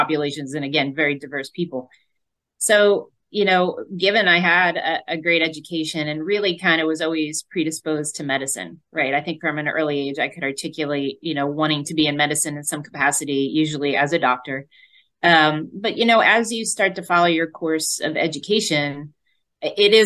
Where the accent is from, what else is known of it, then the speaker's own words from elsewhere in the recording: Northfield, New Jersey, United States; Jersey girl at heart, born and raised in South Jersey, Northfield, New Jersey